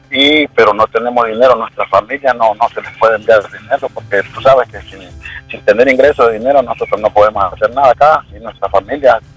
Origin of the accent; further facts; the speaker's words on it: Nicaragua; moved away; somos nicaragüenses, tenemos derecho a nuestra tierra